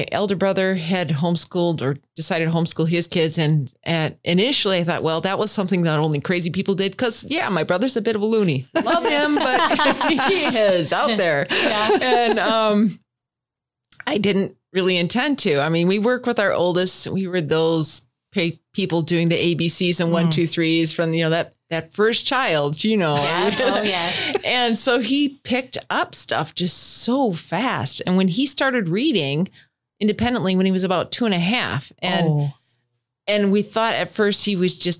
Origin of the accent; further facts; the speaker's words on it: Northwest Wisconsin, United States; also born or lived in Madison, Wisconsin / Green Bay, Wisconsin; I was born and raised in Northwest Wisconsin